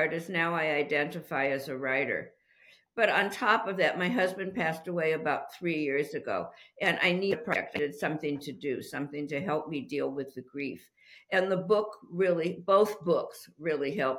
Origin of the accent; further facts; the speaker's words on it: Los Angeles, California, United States; moved away as an adult; now in Petaluma, United States; I'm originally from Los Angeles